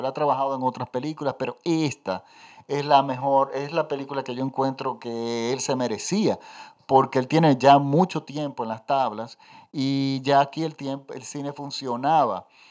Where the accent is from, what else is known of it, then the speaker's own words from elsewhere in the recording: Dominican Republic; Los dominicanos tenemos varios tipos de acento